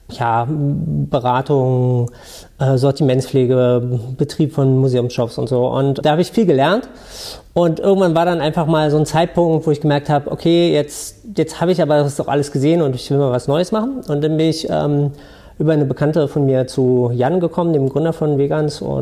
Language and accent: German; Berlin, Germany; Ich komme aus Berlin äh, ursprünglich